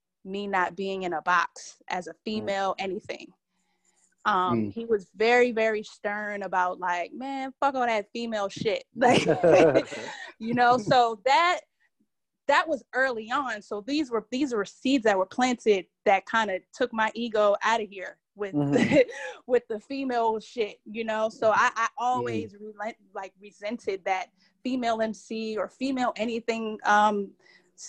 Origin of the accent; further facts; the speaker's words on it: Boston, Massachusetts, United States; now in Atlanta, United States; I'm originally from Boston, Mass.